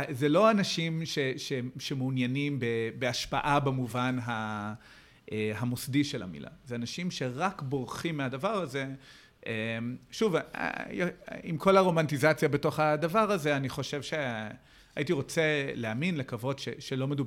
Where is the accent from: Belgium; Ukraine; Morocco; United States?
United States; now in Israel; אז כידוע לך, גם אני, גם אני בא מאמריקה